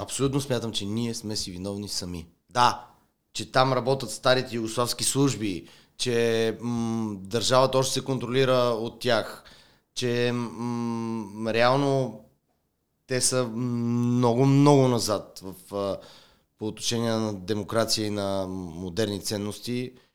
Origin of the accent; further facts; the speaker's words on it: Bulgaria; ние като българи